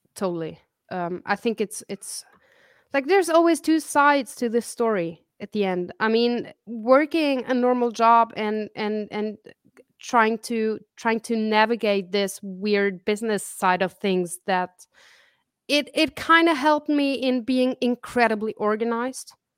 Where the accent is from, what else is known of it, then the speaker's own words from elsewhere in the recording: Zurich, Switzerland; also born or lived in Kansas City, Missouri / Italy; I grew up in Switzerland